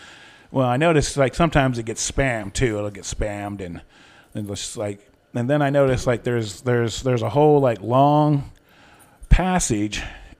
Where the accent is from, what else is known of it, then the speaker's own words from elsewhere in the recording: New York City, New York, United States; Hey, I'm from New York City. That's right.